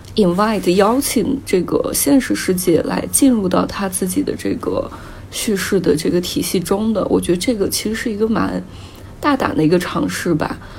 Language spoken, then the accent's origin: Chinese; Baiyin, Gansu, China; now in Shenzhen, China; 白银这座城市作为我的故乡